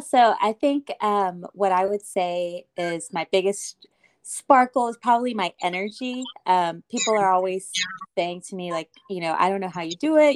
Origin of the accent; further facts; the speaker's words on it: Austin, Texas, United States; I am from Austin